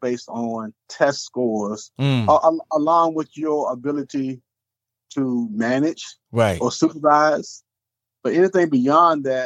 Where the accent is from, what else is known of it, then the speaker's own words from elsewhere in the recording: Chesapeake, Virginia, United States; I'm originally from Chesapeake, so I'm a native of Chesapeake. I went to Indian River High School here in Chesapeake.